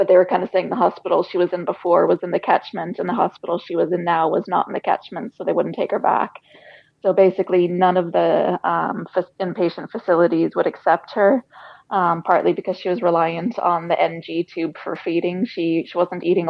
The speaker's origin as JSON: {"language": "English", "country": "United States", "tie": "born or raised there", "moved": "as an adult", "lives_now": "Ireland", "said": "we're American. We were born in America, lived in Ireland 8 years now"}